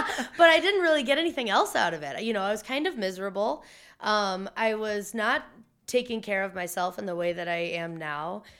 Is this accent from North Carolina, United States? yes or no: no; Missouri, United States; also born or lived in Iowa; I'm from the Midwest. My parents are from Iowa. I was born in Missouri.